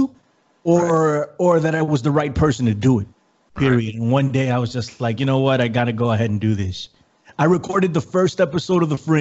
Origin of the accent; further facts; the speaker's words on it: New York City, New York, United States; I am from the Bronx, New York City. Born and raised